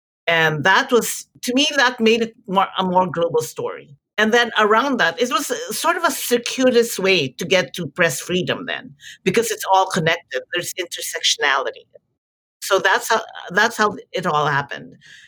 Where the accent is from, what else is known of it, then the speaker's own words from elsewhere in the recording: Philippines; now in United States; I was raised under martial law. I grew up in the Philippines